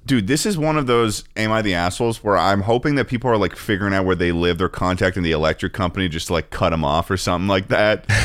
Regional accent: Massachusetts, United States; growing up in Massachusetts

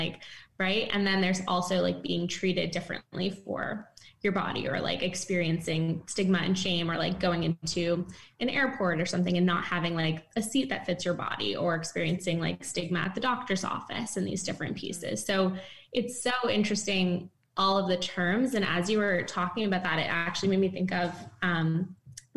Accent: East Coast, United States; moved away as an adult; now in San Francisco, United States; I'm from the East Coast, but then moved recently

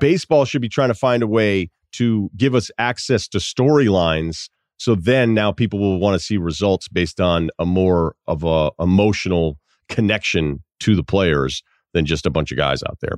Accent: Massachusetts, United States; moved away; also born or lived in Vermont; I don't feel like I'm from Vermont, but Vermont will claim you. I'm, you know, I feel like I'm from Massachusetts

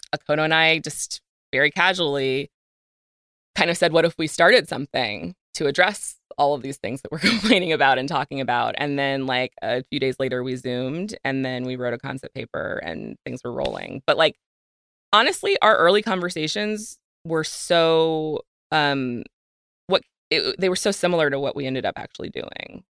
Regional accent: Virginia, United States; I grew up in Virginia

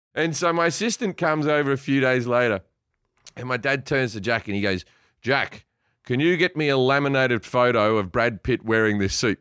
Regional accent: Sydney, New South Wales, Australia; moved away; I grew up in Sydney, one of the, one of the, uh, gayest cities on earth

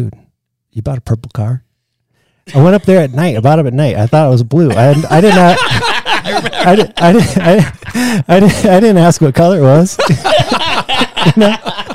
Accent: Marshalltown, Iowa, United States; I grew up in Marshalltown, Iowa

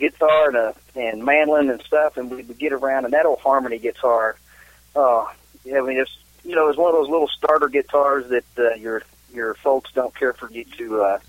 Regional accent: Nancy, Kentucky, United States; my brother and I, he's the other part of the founding member of this band, and we grew up down in Somerset, Kentucky, just outside of Somerset, a little town called Nancy.

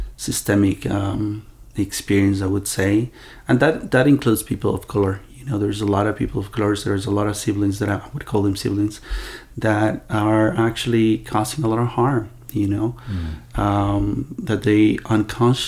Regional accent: Ecuador; I was born in Ecuador from two mestizo parents

